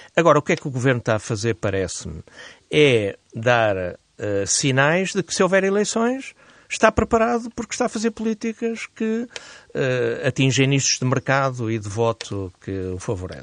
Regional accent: Portugal; enquanto português e cidadão

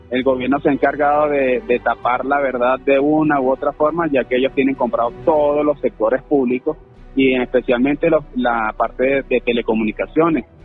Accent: Venezuela; now in Colombia; trabajando para enviar dinero a Venezuela y de, igual manera aquí en Colombia, saber qué, qué, qué debo conocer yo como venezolana de Colombia

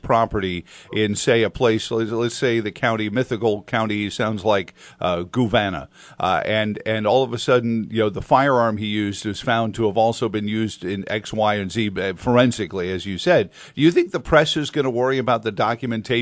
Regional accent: New York, United States; moved away; in New York, in my hometown

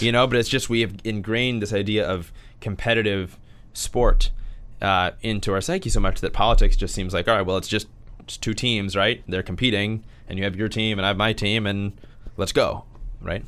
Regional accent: St. Louis, Missouri, United States; I grew up in Saint Louis, uh, Missouri.

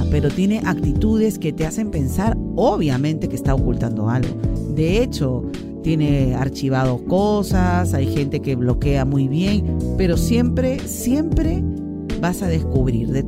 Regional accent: Lima, Peru; now in Trujillo, Peru; Yo no tengo a nadie aquí. Yo no soy de Trujillo, yo soy de Lima. Pero no sé si irme a Lima o alejarme buscando otro lugar para vivir.

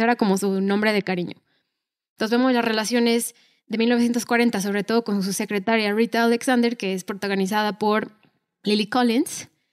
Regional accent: Mexico; nosotros somos de México

